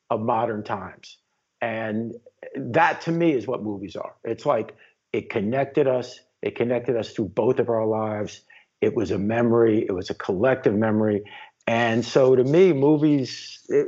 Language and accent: English; New York City, New York, United States; I'm from the Upper West Side of Manhattan originally, and that's where I was born and raised.